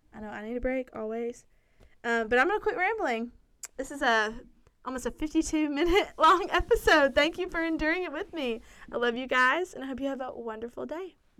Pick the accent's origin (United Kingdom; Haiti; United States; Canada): United States; Lawrenceburg; I grew up there. That is my hometown